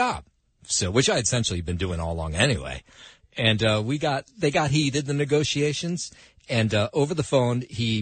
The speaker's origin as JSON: {"language": "English", "town": "Trenton", "region": "New Jersey", "country": "United States", "tie": "born or raised there", "said": "I grew up in Trenton, so we were Philadelphia Phillies."}